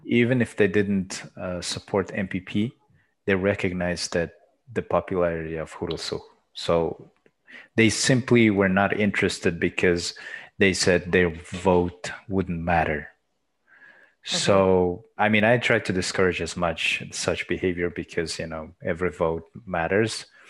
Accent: Erdenet, Orkhon, Mongolia; I was born and raised in Erdenet.

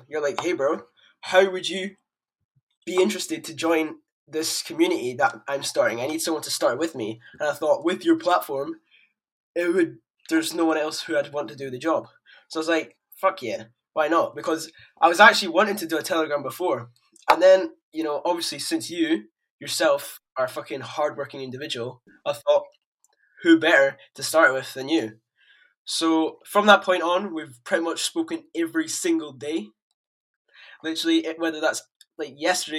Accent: Edinburgh, Scotland, United Kingdom; I'm 15 years old, I come from Edinburgh, Scotland

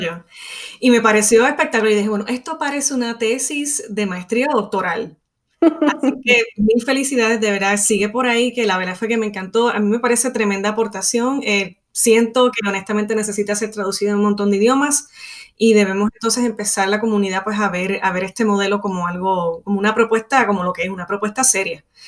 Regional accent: Puerto Rico; soy de Puerto Rico

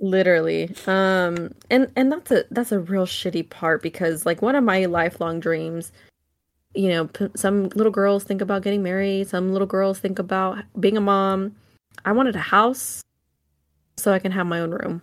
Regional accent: Solano County, California, United States; I grew up in Solano County

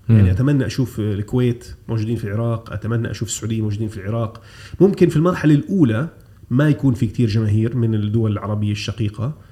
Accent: Jordan; also born or lived in Kuwait; انا كنت مولود في الكويت انتقلت الى الاردن عمري سبع سنوات او ثمان سنوات لكن مرحلتي الطفوله المبكره

